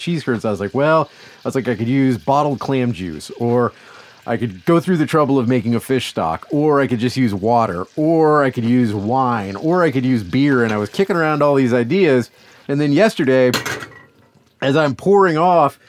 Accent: Louisiana, United States; I'm from Louisiana

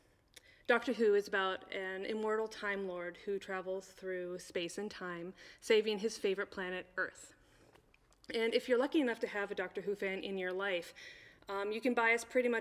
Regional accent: Midwest, United States; Because we are from the Midwest, and when it gets to be negative 40, all we have is our sense of humor.

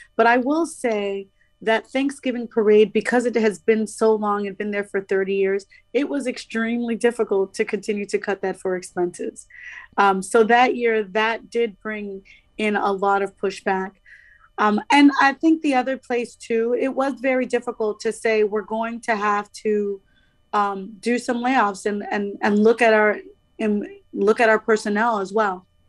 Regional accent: Miami, Florida, United States; I'm originally from Miami

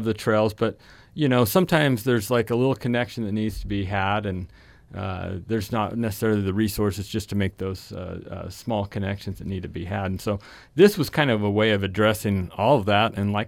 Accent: Logan, Utah, United States; born there; Well, you know, I was born in Logan and then moved away, but my grandparents were here

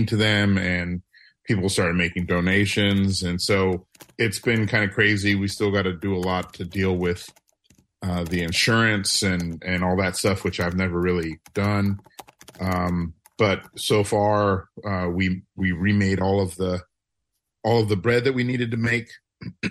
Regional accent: New Orleans, Louisiana, United States; moved away; I'm from New Orleans

